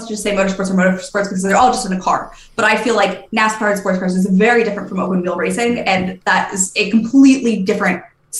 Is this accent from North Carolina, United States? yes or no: yes; Raleigh, North Carolina, United States; I'm from Raleigh